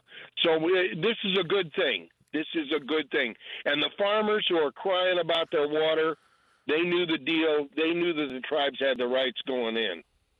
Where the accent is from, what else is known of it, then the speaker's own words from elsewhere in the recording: Klamath Falls, Oregon, United States; now in Anchorage, United States; I grew up in Klamath Falls. Grew up in Klamath Falls, the town that's named Klamath Falls because it has no falls because of a dam. And I grew up near the traditional village site of the Klamath